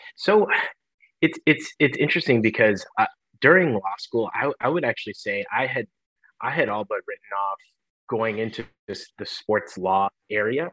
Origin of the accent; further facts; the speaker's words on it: Michigan, United States; moved away as an adult; also born or lived in Los Angeles; born and raised in Michigan